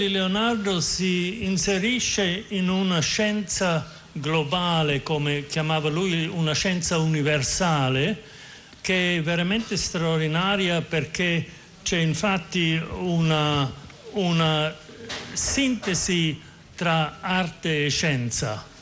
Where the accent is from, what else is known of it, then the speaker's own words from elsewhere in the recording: Austria; Italian is a second language; now in United States; Io sono austriaco e vivo in America